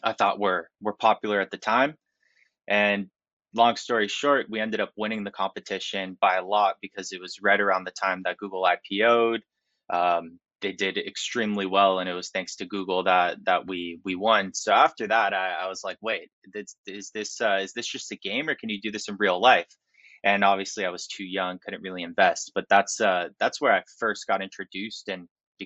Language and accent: English; Miami Beach, Florida, United States; I grew up in Miami Beach